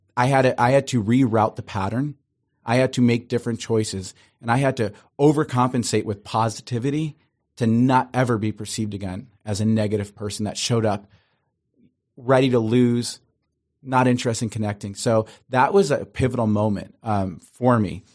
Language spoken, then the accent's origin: English; Cleveland, Ohio, United States; now in Los Angeles, United States; I grew up in Cleveland, Ohio, beautiful Italian family